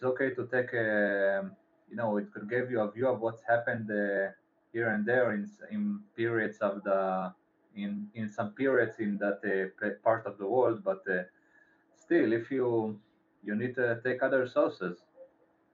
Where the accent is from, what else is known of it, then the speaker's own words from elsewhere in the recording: Israel; I'm from Israel